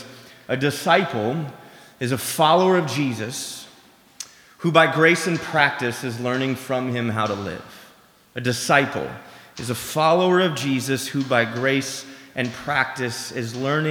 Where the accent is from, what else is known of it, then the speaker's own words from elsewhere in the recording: Seattle, Washington, United States; I grew up in Seattle